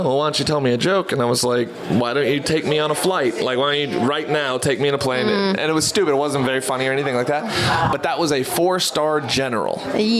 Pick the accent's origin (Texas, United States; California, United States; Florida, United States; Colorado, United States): Texas, United States; So, but yeah, I'm from Texas and perform all over.